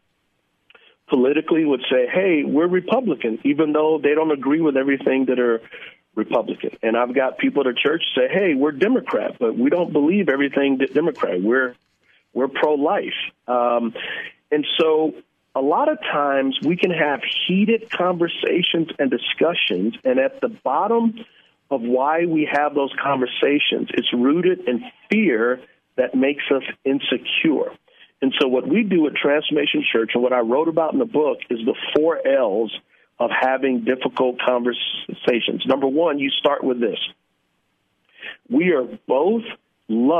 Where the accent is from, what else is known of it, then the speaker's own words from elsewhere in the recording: San Antonio, Texas, United States; I grew up in San Antonio in a very poor area